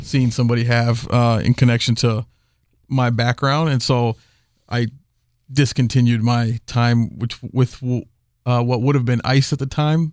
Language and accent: English; Houston, Texas, United States; I'm from Houston